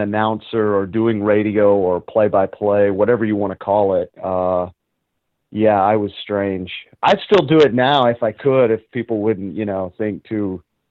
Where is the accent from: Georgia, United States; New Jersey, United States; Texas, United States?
Texas, United States; North Richland Hills; Funny thing, I hated the Cowboys when I was growing up